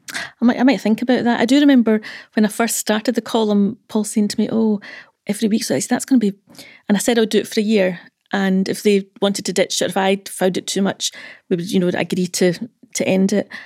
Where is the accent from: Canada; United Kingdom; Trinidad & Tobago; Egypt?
United Kingdom; Dumfries, Scotland; I'm from Dumfries.